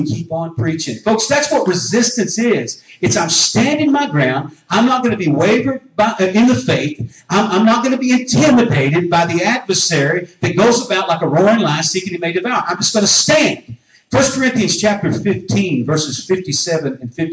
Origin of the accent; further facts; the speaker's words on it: United States; I was born in North America